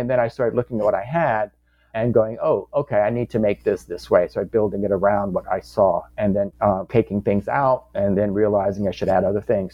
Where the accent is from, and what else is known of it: Louisiana, United States; born or raised there